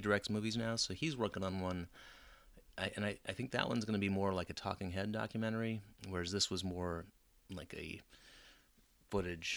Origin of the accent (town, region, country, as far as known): United States